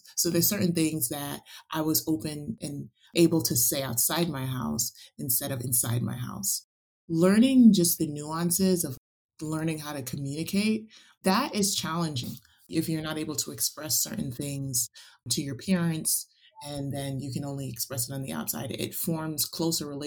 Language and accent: English; New York City, New York, United States; also born or lived in Westchester, New York; growing up in the Bronx and attending predominantly white schools in Westchester, New York.